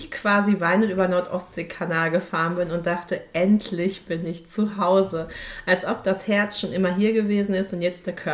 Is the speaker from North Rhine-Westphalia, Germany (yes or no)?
yes; Dortmund, North Rhine-Westphalia, Germany; Ich komme ja aus Dortmund, insofern sind wir nahezu Nachbarn in, der in unserem damaligen Leben.